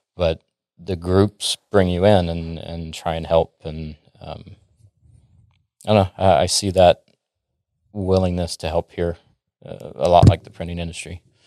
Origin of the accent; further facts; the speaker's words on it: Dallas, Texas, United States; also born or lived in Florida / Minnesota; I'm from the Dallas area, born and raised here, moved around a little bit, but I call Dallas home